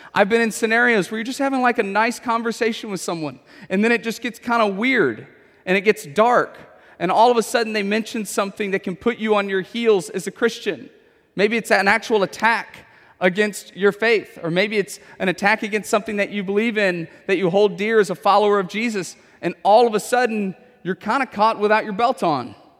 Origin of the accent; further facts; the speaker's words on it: Houston, Texas, United States; I have grown up in Houston my whole life